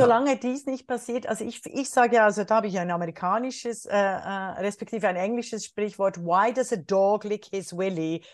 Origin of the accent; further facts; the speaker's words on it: Switzerland; now in Germany; als Schweizerin und Deutsche